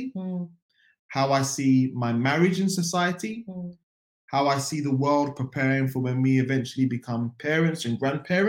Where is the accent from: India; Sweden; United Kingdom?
United Kingdom; London; moved away as an adult; now in Germany; a Black man in Europe, born and raised in London, now living in Germany